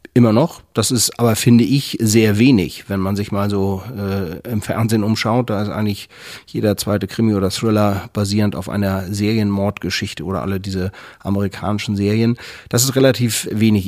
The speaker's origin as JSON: {"language": "German", "country": "Germany", "said": "bei uns in Deutschland"}